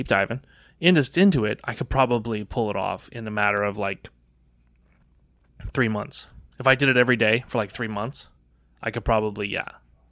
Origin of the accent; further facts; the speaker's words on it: Netherlands; born there; I was born in the Netherlands. So I think I would... In order to go back and visit, I think speaking Dutch would be a huge help.